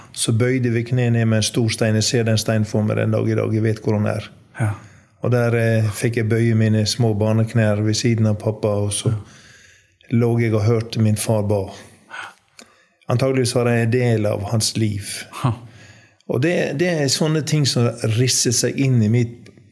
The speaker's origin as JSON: {"language": "Norwegian", "area": "Undesdal, Ytre Sogn, Gulen municipality", "region": "Vestland", "country": "Norway", "tie": "born or raised there", "also_born_or_lived": "Kristiansund", "moved": "yes", "said": "jeg er oppvokst eh, i en bygd som heter Undesdal i Ytre Sogn, Gulen kommune"}